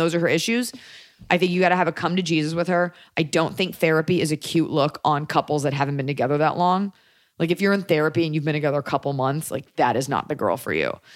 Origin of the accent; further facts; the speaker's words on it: Texas, United States; As a Texan, a lover of Austin